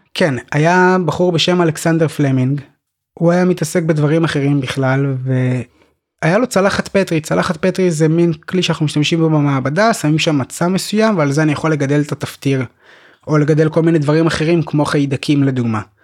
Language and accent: Hebrew; Petah Tikva, Central District, Israel; moved away as an adult; also born or lived in Golan Heights; אני גדלתי בפתח תקווה